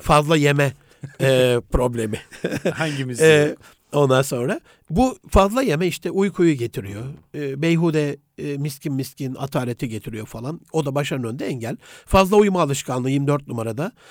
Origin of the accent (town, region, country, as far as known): Gaziantep, Turkey